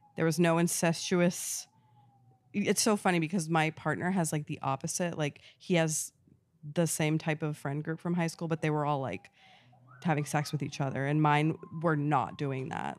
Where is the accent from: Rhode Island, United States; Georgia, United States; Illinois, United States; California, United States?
Rhode Island, United States; moved away; I grew up in New England, like, a really rural town in New England, Rhode